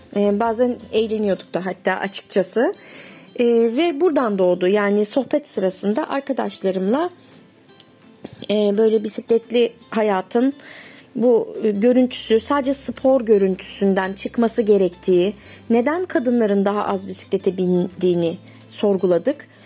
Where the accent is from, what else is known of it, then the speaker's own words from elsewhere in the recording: Bandırma, Balıkesir, Turkey; moved away; also born or lived in İzmir; Ben 1973 Bandırma doğumluyum.